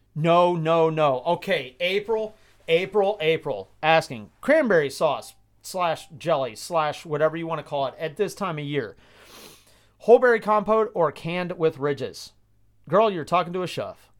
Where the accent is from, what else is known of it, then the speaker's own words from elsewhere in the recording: Georgia, United States; moved away as an adult; now in Midwest, United States; I grew up in Georgia